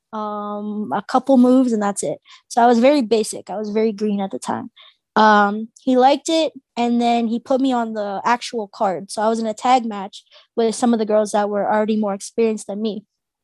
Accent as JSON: {"language": "English", "town": "Mississauga", "region": "Ontario", "country": "Canada", "said": "I was from Malton"}